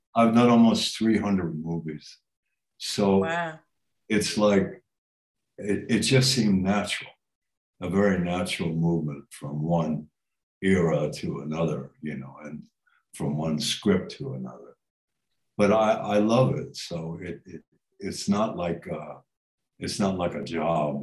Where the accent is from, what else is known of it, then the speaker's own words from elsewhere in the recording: New York, United States; moved away; I came from New York